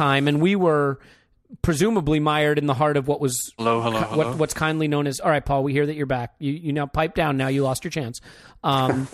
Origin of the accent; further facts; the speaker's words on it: United States; as an American